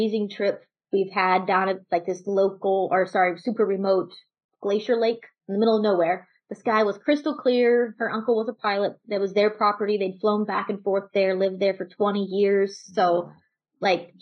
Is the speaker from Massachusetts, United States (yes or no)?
no; Texas, United States; So I'm from Texas. I grew up with a family, and I was probably the shyest kid in the family